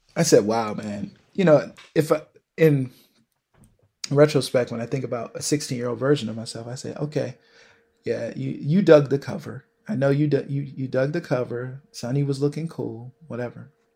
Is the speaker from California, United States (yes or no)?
no; Buffalo, New York, United States; moved away as an adult; now in New York City, United States; where I'm from Buffalo, um, even though I've lived in New York City for the past ten years